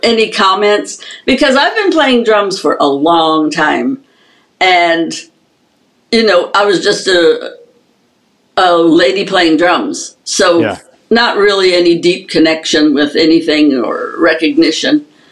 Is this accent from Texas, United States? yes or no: no; upper Michigan, United States; we had a drum and bugle corps in my hometown, and this was a very small hometown in upper Michigan